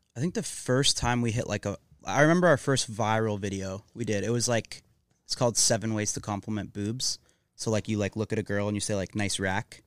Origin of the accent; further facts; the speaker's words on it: Mississauga, Ontario, Canada; moved away as an adult; now in Los Angeles, United States; I'm from Mississauga, which is like 20 minutes outside Toronto. Um, that's where I grew up.